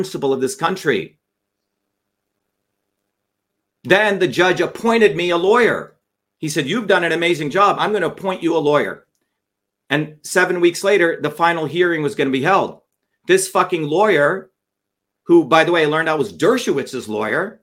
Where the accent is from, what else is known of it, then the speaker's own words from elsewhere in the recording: Newark, New Jersey, United States; I grew up in Newark